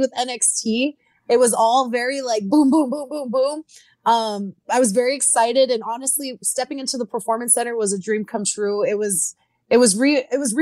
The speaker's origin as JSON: {"language": "English", "region": "South Texas", "country": "United States", "said": "I'm from South Texas, where lucha is big there as well. We're literally on the border."}